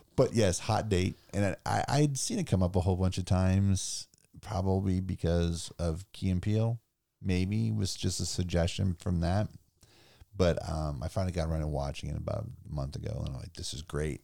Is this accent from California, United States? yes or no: yes; Simi Valley, California, United States; I grew up in Simi where the band … was from